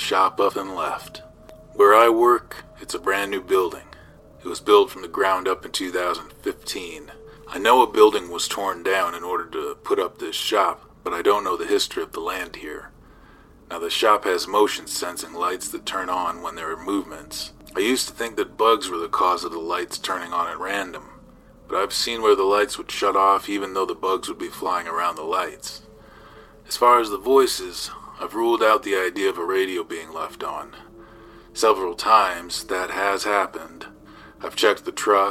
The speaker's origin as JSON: {"language": "English", "town": "South Tucson", "region": "Arizona", "country": "United States", "said": "I'm from South Tucson, Arizona"}